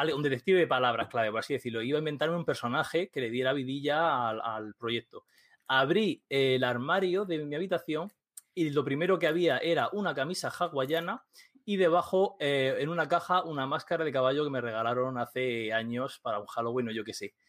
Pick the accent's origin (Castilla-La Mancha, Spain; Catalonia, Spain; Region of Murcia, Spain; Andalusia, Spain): Region of Murcia, Spain; Murcia; soy un tío de Murcia